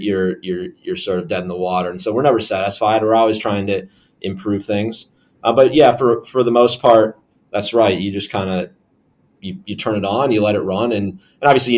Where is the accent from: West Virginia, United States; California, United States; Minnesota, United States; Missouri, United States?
Minnesota, United States; now in London, United Kingdom; I'm from Minnesota, which is a very cold state